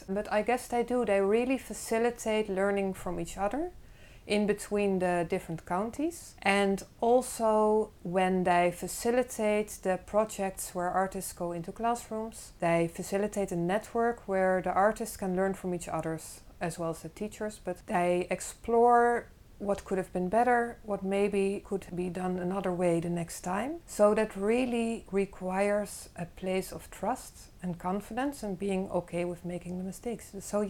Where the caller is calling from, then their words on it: Netherlands; I'm calling in from the Netherlands.